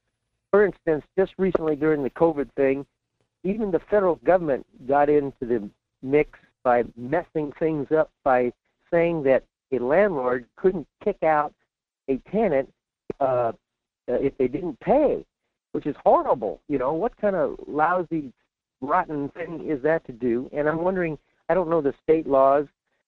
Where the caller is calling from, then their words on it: Fairbanks, Alaska, United States; in Fairbanks.